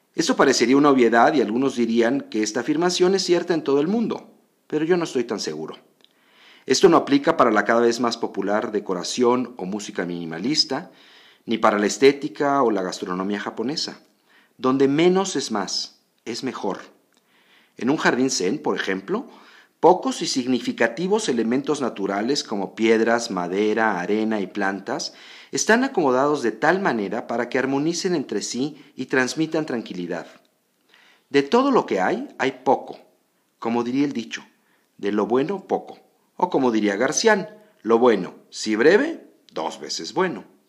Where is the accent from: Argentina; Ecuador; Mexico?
Mexico; Mexico City; yo soy chilango total